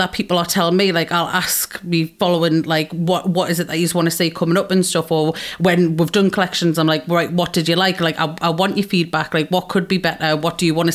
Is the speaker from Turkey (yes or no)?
no; Geordie, North East England, United Kingdom